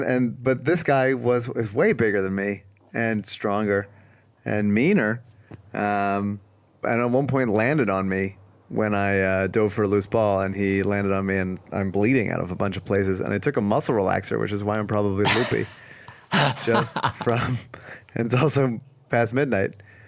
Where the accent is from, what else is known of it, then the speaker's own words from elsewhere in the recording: Philadelphia, Pennsylvania, United States; but look, I'm from Philly, dog. You can throw anything at me. I'll keep coming.